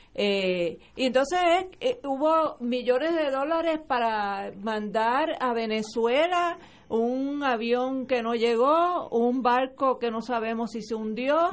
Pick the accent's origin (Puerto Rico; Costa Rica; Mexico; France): Puerto Rico; somos una colonia de Estados Unidos